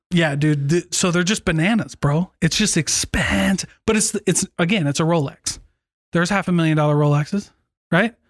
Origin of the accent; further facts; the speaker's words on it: Iowa, United States; moved away; my hometown in Iowa